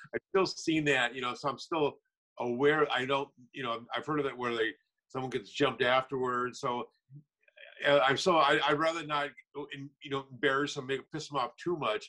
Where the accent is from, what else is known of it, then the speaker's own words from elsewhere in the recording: Minnesota, United States; now in Los Angeles, United States; I'm originally from Minnesota.